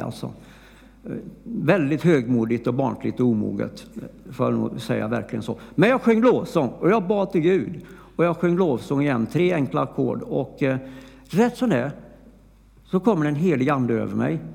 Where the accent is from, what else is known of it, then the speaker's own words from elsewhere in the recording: Flobby, Västra Götaland, Sweden; jag var ju från Flobby